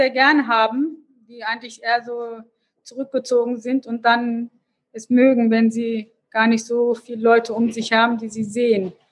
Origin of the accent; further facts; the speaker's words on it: Hanover, Lower Saxony, Germany; wollte als ähm, Hannoveranerin, habe mich dann aber doch für Literaturwissenschaft in Hannover entschieden.